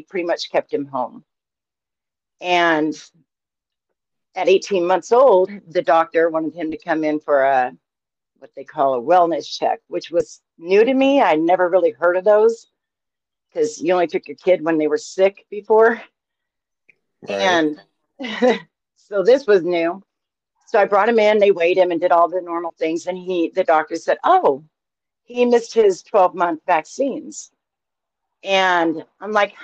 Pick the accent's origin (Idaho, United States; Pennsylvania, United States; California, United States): Idaho, United States; I'm born and raised in Idaho